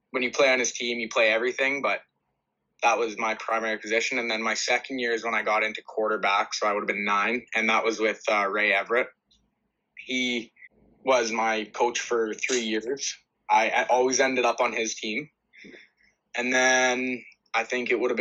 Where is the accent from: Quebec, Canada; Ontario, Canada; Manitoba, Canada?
Manitoba, Canada; Brandon; I am from Brandon. I live in a house with both parents